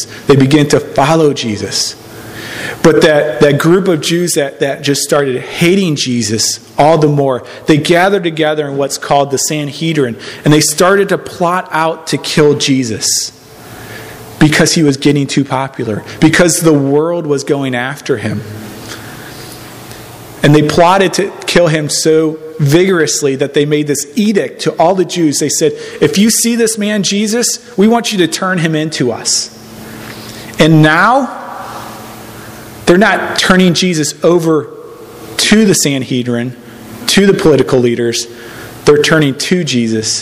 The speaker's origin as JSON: {"language": "English", "town": "St. Louis", "region": "Missouri", "country": "United States", "tie": "born or raised there", "said": "I grew up in St. Louis."}